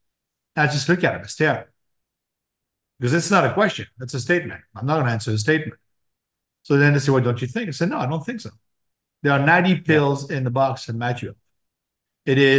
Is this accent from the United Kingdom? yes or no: no; France; growing up in France, my uncle was a doctor.